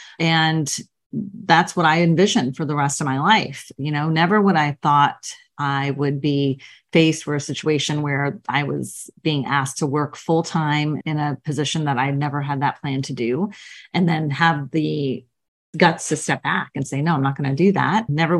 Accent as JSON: {"language": "English", "town": "Queens", "region": "New York", "country": "United States", "tie": "born or raised there", "said": "I grew up all over the United States. I was born in Queens, New York. So kind of from your original neck of the woods and moved all over, like I said, the States with my family."}